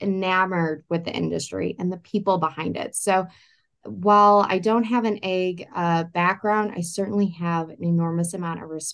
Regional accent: Farmington, Missouri, United States; now in St. Louis, United States; all residing here in my home state of Missouri

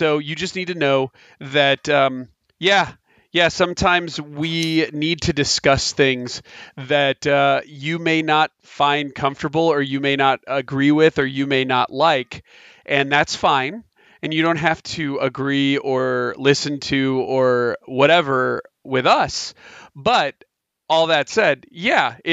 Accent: United States; I am an American

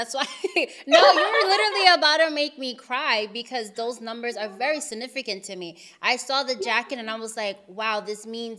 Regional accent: United States; I'm from up north. I'm from New Jersey, New York.

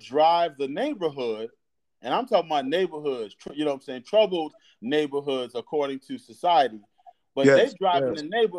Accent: Fort Lauderdale, Florida, United States; now in Danville, United States; growing up in Fort Lauderdale, Florida

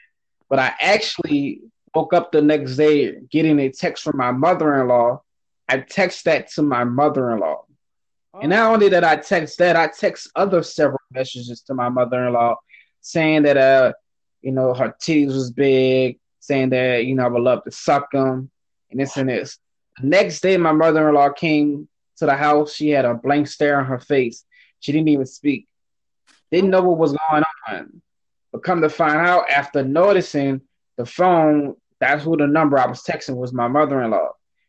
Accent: Louisiana, United States; now in Los Angeles, United States; My family is down south. We're originally from Louisiana. Shout out to Louisiana. Shout out to Louisiana.

